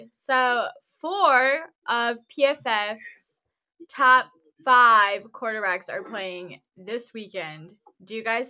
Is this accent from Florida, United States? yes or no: no; Wisconsin, United States; I'm from Wisconsin.